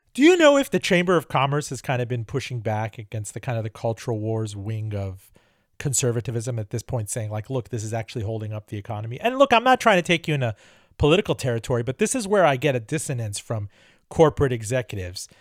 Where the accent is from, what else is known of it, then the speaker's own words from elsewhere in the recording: Miami, Florida, United States; moved away; Joining me from Miami, my hometown